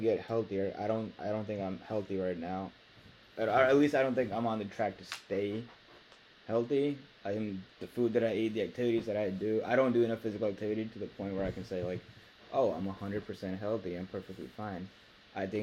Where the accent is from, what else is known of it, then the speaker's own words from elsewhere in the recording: Pakistan; I'm from Pakistan